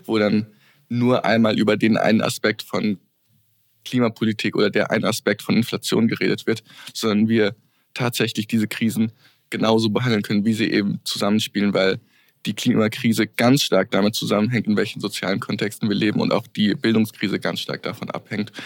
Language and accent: German; Hesse, Germany; moved away as an adult; now in Vienna, Austria; ich komme aus Deutschland, was man vielleicht auch hört.